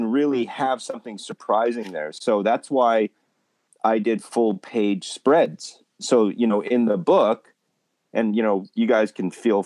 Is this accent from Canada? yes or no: yes; Winnipeg, Manitoba, Canada; my hometown in Winnipeg, my high school did like a thing